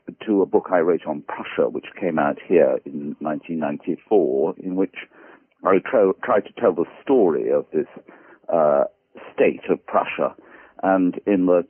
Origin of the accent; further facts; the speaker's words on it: London, United Kingdom; I grew up here in London